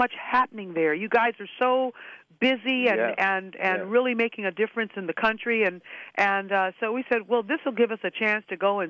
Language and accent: English; Los Angeles, California, United States; Billy grew up in St. Louis and I grew up in Los Angeles